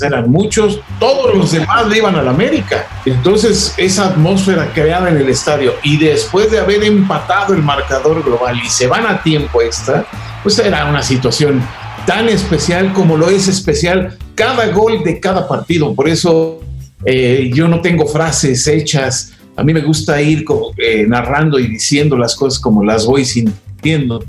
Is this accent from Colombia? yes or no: no; Mexico City, Mexico; yo de niño vivía en la Ciudad de México